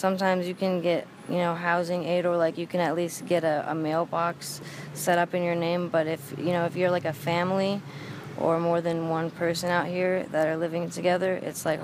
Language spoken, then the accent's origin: English; Montana, United States; now in Emeryville, United States; I'm from Montana